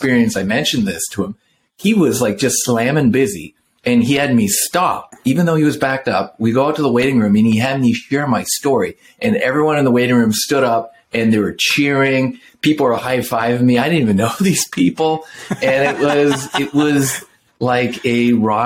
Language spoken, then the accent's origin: English; Canada; now in La Quinta, United States; I grew up in the Northwest, actually in Canada